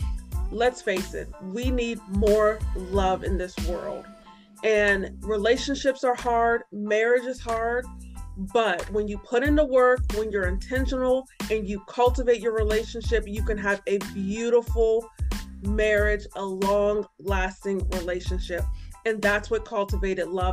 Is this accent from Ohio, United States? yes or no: yes; Warren, Ohio, United States; also born or lived in Columbus, Ohio; I'm originally from Warren, Ohio, and for a period of my life, I lived in Columbus, Ohio.